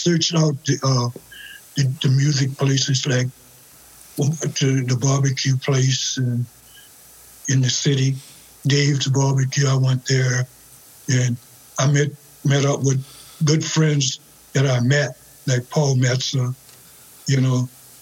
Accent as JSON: {"language": "English", "region": "Louisiana", "country": "United States", "also_born_or_lived": "New Orleans, Louisiana", "moved": "as an adult", "lives_now": "Minnesota, United States", "said": "I'm from a little town about 40 miles west of New Orleans"}